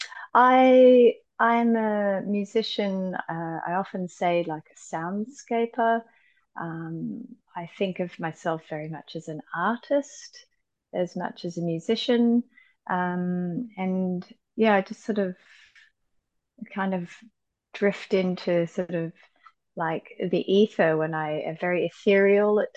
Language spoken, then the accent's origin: English; Byron Bay, New South Wales, Australia; moved away as an adult; also born or lived in Sydney, Australia / New York City, United States; now in Brighton, United Kingdom; Born and raised in Australia